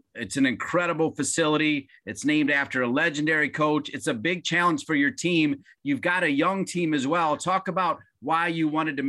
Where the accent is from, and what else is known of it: Ohio, United States; born or raised there; moved away